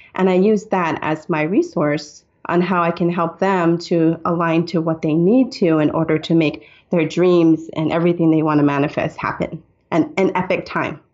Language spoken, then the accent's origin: English; Hawaii, United States; I'm Hawaiian